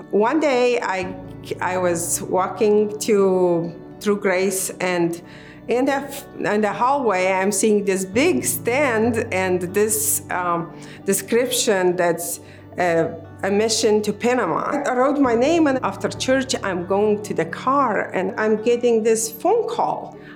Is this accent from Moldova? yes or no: yes; Moldova; now in United States; I was born in Moldova. Uh, at the time I was born, it was Soviet Union.